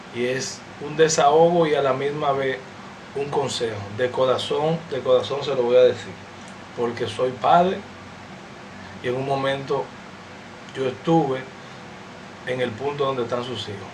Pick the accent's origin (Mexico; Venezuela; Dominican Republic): Dominican Republic